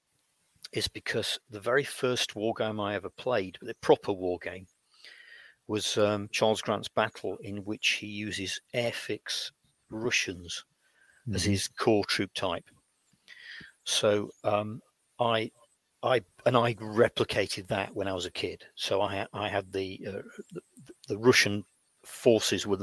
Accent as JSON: {"language": "English", "country": "United Kingdom", "tie": "born or raised there", "said": "growing up in Britain in the 1960s"}